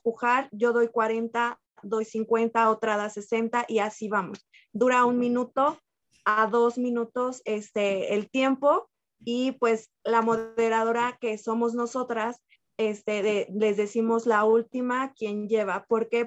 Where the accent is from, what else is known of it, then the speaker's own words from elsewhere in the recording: San Miguel de Allende, Guanajuato, Mexico; also born or lived in Querétaro; soy originaria de San Miguel de entonces me vengo para acá